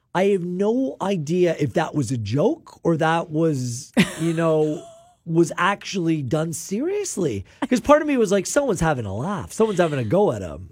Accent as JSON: {"language": "English", "country": "Canada", "said": "I'm Canadian first"}